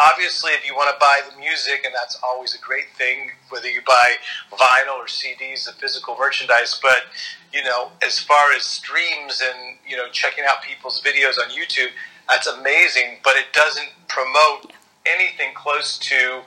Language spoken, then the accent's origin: English; Northern California, United States; I grew up in Northern California